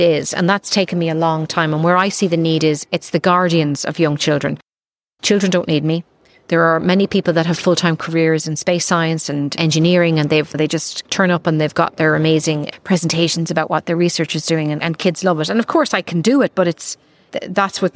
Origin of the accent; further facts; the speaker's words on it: Ireland; I came from Ireland